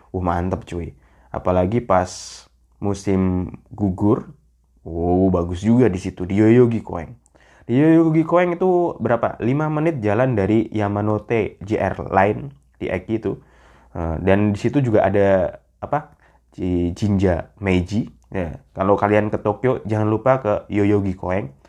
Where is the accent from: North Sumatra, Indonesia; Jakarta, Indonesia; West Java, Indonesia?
Jakarta, Indonesia; saya orang Jakarta gimana katanya udah pindah ibu kota ya